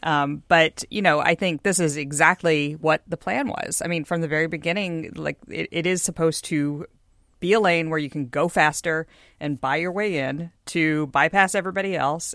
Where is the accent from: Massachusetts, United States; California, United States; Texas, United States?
Texas, United States; Houston; now in Seattle, United States; I'm from Houston, uh, land of the, you know, twenty-four-lane Katy Freeway